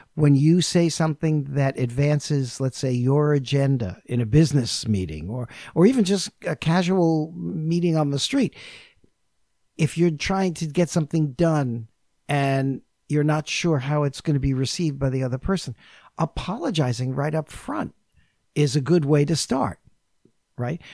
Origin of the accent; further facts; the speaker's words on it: New York, United States; first language English; I'm from New York